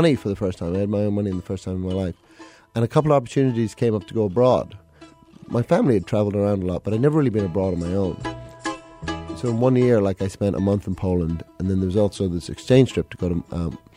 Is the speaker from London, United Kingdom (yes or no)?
yes; London, United Kingdom; now in Chicago, United States; I moved here 2004, and like I grew up in London, so I'm at heart like a city boy.